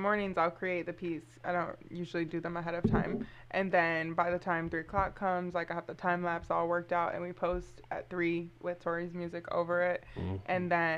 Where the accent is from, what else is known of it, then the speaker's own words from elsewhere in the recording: Lansing, Michigan, United States; moved away as an adult; also born or lived in London / Miami / Tampa; originally I'm from Lansing, but I just came back at the the beginning of COVID last year